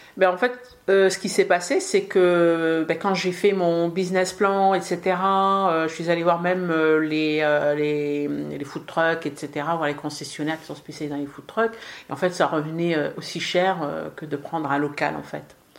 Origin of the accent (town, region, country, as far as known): France; born or raised there; also born or lived in Casablanca, Morocco